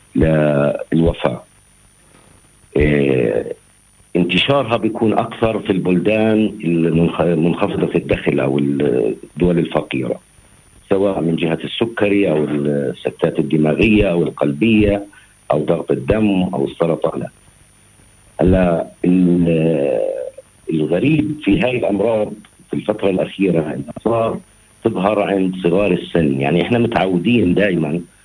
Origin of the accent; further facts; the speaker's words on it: Palestine; عندنا في فلسطين